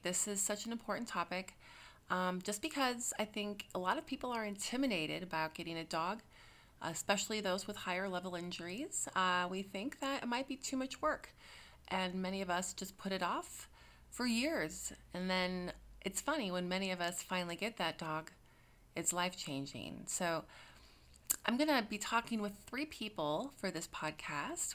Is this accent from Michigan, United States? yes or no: no; Minnesota, United States; I'm from Minnesota